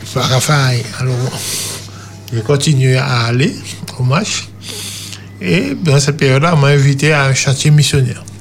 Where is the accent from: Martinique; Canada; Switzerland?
Martinique; Trinité; moved away as an adult; also born or lived in French Guiana; Je suis natif de Trinité.